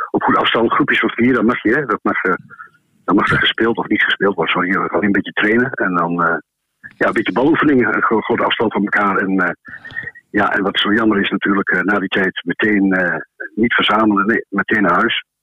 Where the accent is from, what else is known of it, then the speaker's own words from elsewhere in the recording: Enschede, Overijssel, Netherlands; ik kom uit Enschede